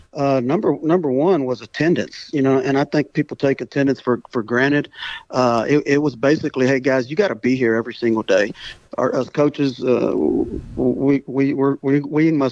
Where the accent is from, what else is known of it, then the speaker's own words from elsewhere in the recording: Refugio, Texas, United States; I grew up in the Coastal Bend in small little Refugio. And actually, I still live in Refugio